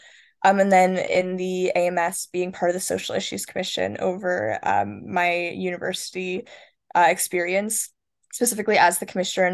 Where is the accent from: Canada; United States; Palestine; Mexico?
Canada; Toronto, Ontario; moved away as an adult; also born or lived in Kingston, Ontario; I'm from Toronto